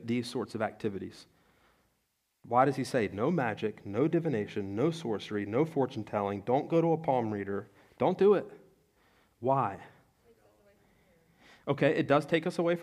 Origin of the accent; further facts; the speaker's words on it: Salem or Penns Grove, New Jersey, United States; I'm from Salem or Pensgrove, New Jersey, where we have the Red Devils